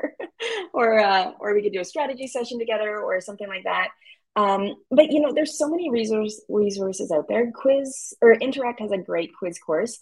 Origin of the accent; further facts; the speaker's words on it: Canada; As a Canadian